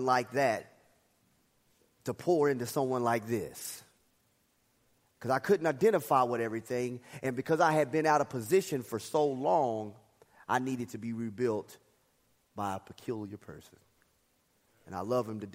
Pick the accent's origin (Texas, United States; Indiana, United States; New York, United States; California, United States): Texas, United States; Dallas; I grew up in Dallas